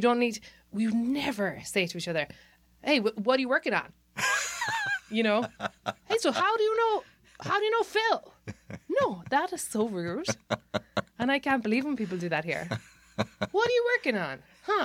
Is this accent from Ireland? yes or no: yes; Ireland; moved away as an adult; now in United States; growing up in Ireland